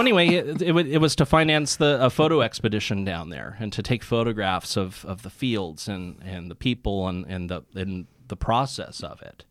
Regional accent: Santa Cruz, California, United States; Santa Cruz, which is where I'm from

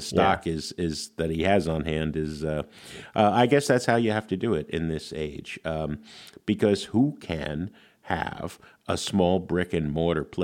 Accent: New Jersey, United States; I'm from New Jersey

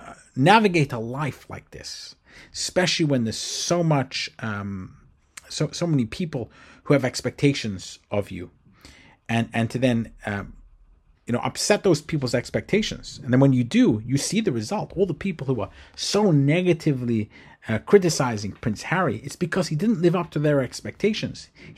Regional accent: England, United Kingdom; now in United States; I was brought up in England. I moved to the United States. I also was brought up in a very strict type of institution, Orthodox Judaism.

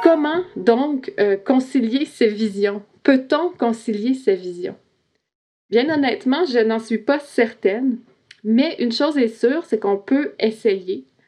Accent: Quebec, Canada; Je suis québécoise, je suis non autochtone

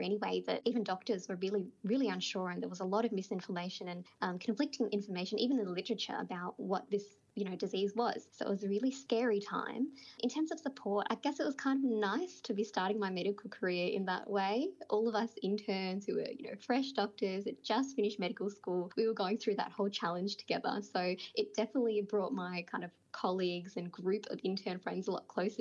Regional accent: Sydney, New South Wales, Australia; also born or lived in Bangladesh; I spent, you know, my primary school, my high school growing up in Western Sydney.

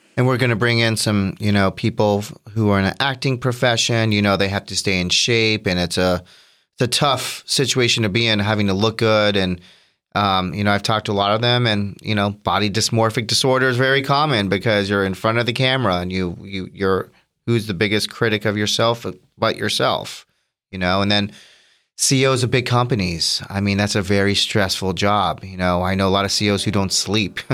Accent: Orlando, Florida, United States; I am from Orlando, Florida, born and raised

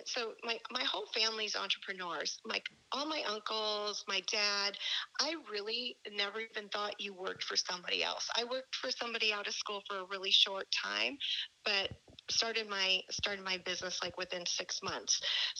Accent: Chicago, Illinois, United States; first language German; English is a second language; I was born in Chicago to immigrant German parents and lived there for a little bit with all my German relatives. In fact, my first language was German. I've forgotten it since.

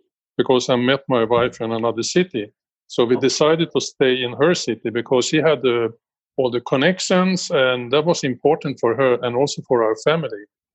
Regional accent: Sweden; born in Sweden in 1948

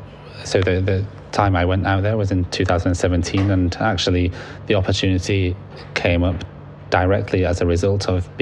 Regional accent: Libya; now in United Kingdom; So I'm originally from Libya. My parents are from Libya and I have a lot of family out there.

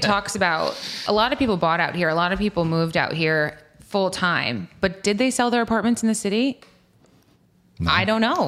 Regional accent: East Hampton, New York, United States; now in East Quogue, United States; I grew up in East Hampton, and okay. then as my real estate career has grown, I have moved west

